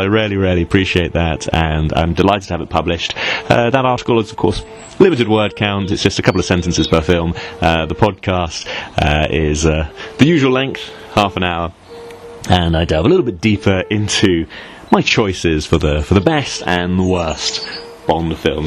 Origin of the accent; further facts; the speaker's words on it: Northern Cyprus, Cyprus; growing up in Turkish Cyprus